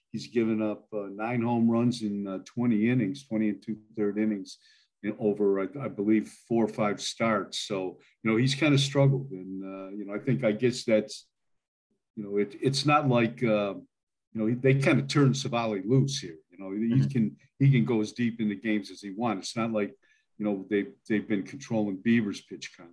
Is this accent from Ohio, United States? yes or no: yes; Milan, Ohio, United States; now in Idaho, United States; I grew up there in Milan, Ohio, but I now live out in Idaho